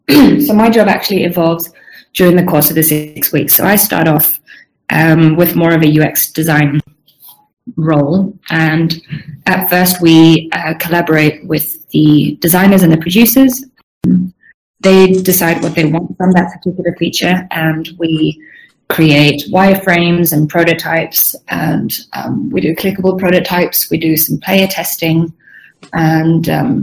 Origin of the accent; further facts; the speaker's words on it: Sweden; English is a second language; also born or lived in Southern Africa; now in Melbourne, Australia; And I'm Swedish originally. So my background's a little bit scattered. I grew up in Southern Africa. My family still lives there. But then I moved to my native Sweden when I was 18